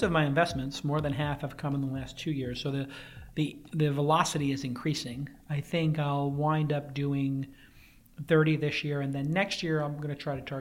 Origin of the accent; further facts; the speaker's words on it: New York City, New York, United States; now in San Francisco, United States; I'm from New York. Grew up in Brooklyn.